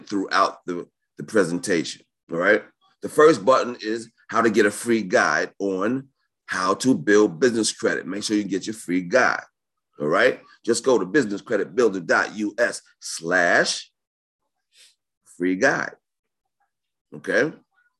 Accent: New York, United States; I'm from New York

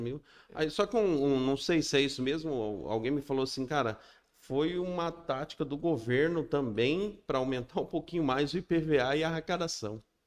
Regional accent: Maringá, Paraná, Brazil; Eu nasci em Maringá também

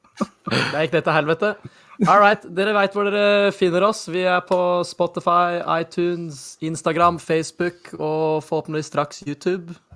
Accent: Norway; så norske som vi er

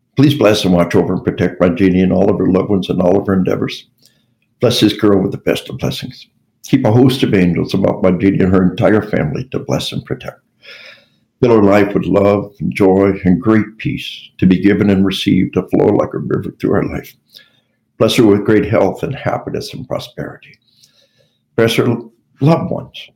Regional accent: Arkansas, United States; We, we are from Arkansas

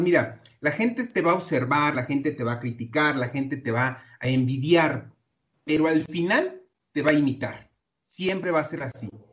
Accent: Mexico; como mexicanos

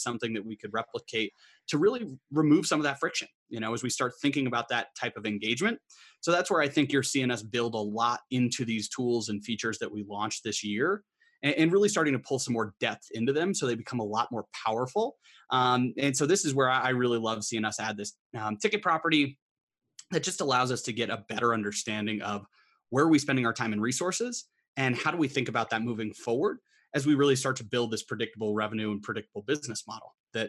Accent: Colorado, United States; also born or lived in Boston; I'm originally from Colorado, but was in Boston for the last 4.5 years at HubSpot HQ.

